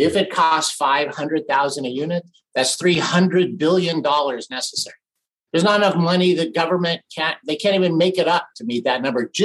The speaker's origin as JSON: {"language": "English", "town": "Big Bear Lake", "region": "California", "country": "United States", "tie": "born or raised there", "said": "I grew up in Big Bear Lake in Southern California"}